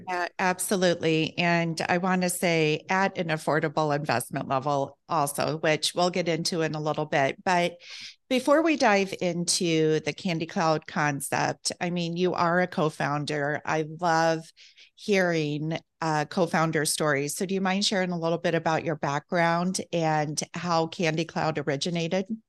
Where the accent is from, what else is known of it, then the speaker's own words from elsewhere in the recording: Midwest, United States; I'm from the Midwest also